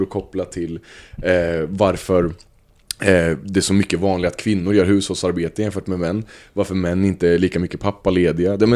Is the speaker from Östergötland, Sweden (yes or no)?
yes; Östergötland, Sweden; accent: half Östgöta; får man deala med min halv östgötska